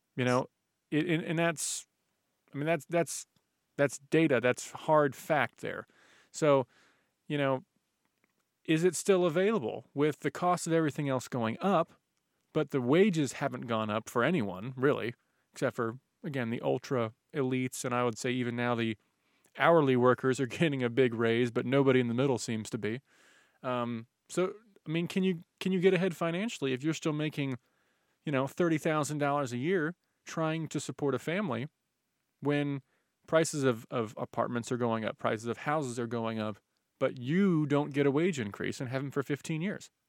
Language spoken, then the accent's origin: English; United States; we were both born here